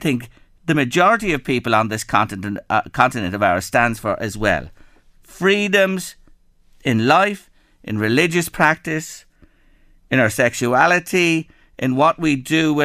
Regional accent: Ireland; I was born in Ireland, a democratic country

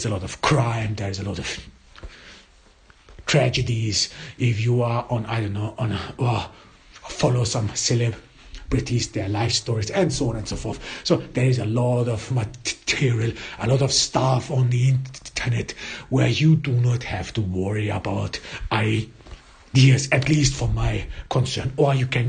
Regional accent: Austria; first language German; English is a second language; I am not an English native speaker. I was born in Austria. I grew up in Austria and I went to school in Austria. My mother tongue is German

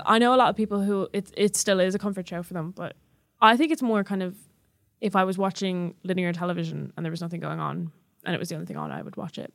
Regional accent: Ireland; accent: Irish

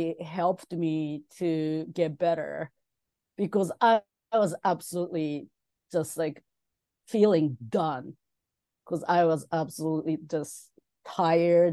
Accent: Tokyo, Japan; moved away as an adult; now in United States; When I was a kid, growing up in Tokyo

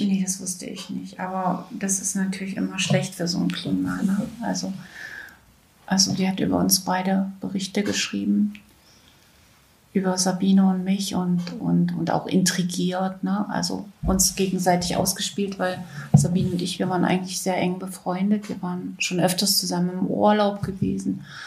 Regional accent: Weißenfels, Saxony-Anhalt, Germany; 1962 in Weißenfels in Sachsen-Anhalt geboren.

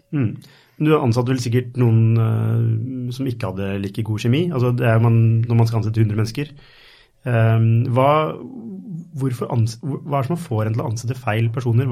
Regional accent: Norway; er jeg fra Norge

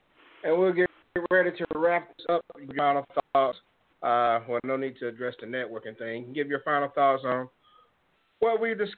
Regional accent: Mississippi, United States; my home state of Mississippi

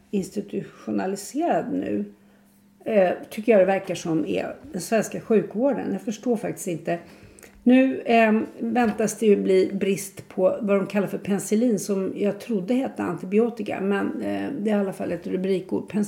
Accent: Sweden; Jag är inte så glad att jag är svensk.

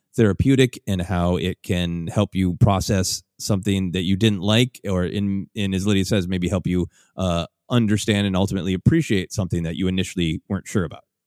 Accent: Minneapolis, Minnesota, United States; the convention that I've long, uh, performed at in my hometown of, uh, Minneapolis

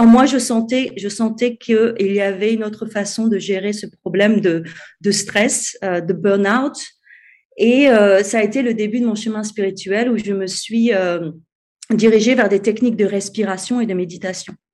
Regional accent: France; moved away as an adult; now in Cape Town, South Africa; je suis française, mais je vis à l'étranger depuis 12 ans. je vis en ce moment au Cap, en Afrique du Sud

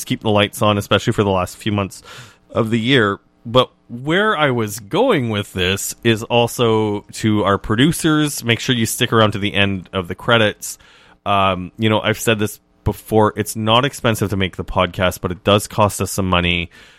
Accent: Canada; Oh, made me excited as a Canadian.

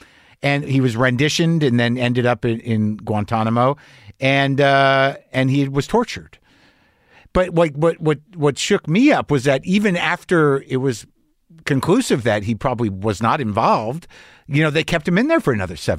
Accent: Albuquerque, New Mexico, United States; moved away; I grew up in Albuquerque.

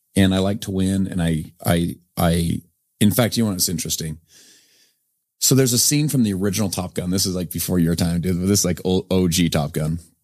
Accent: Sandy, Utah, United States; I'm from Sandy, Utah, just up the way here

